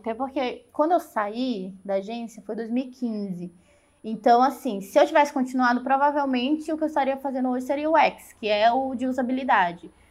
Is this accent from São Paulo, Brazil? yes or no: no; São Luís, Maranhão, Brazil; moved away as an adult; now in Curitiba, Brazil; Eu tava lá no Maranhão. São Luís? São Luís.